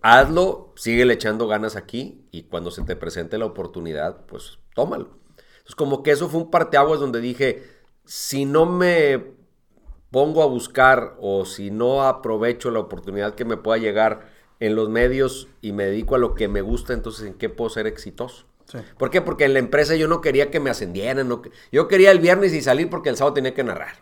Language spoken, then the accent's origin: Spanish; Monterrey, Nuevo León, Mexico; yo nací en Montevideo, Montevideo, Uruguay. Este, toda mi familia, todo mi origen, todo es uruguayo. Este, pero desde los seis años, es decir, desde 1973, hoy tengo 52, okay. pues ya vivo, he vivido en Monterrey. O sea, toda la vida he vivido en Monterrey